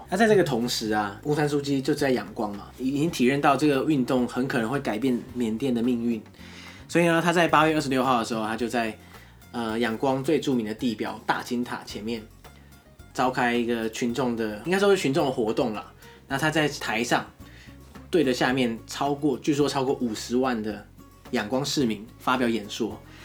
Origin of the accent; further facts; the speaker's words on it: Taiwan; 我们台湾是十二个生肖